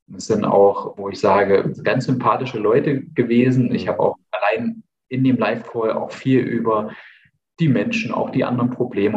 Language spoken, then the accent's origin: German; Eichsfeld, near Nordhausen, Thuringia, Germany; bin ja Thüringer